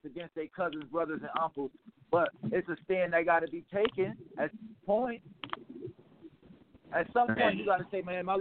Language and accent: English; New Haven, Connecticut, United States; I'm from Elm City, Sister Wave in New Haven. Anybody that know New Haven, Connecticut, know it's the slums, it's the gutter. Ain't nothing changed in my city since